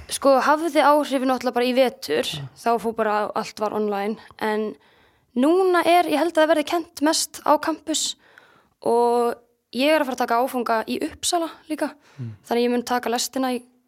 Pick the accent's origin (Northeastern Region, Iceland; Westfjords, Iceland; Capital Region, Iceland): Northeastern Region, Iceland; Akureyri; also born or lived in Reykjavík / Denmark; svo flytja við til Akureyrar eftir að þau eru bæði búið með nám og þannig ég kem beint inn í annan bekk hérna á Akureyri